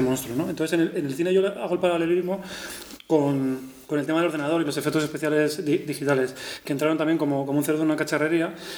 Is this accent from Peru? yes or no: no; Madrid, Community of Madrid, Spain; yo soy madrileño y he estado rodeado de, gente de la y del Madrid constantemente